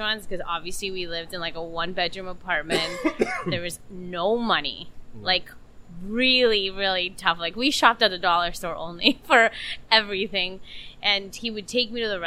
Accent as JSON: {"language": "English", "country": "Peru", "tie": "born or raised there", "moved": "yes", "lives_now": "United States", "said": "I've gone back to Peru in my hometown"}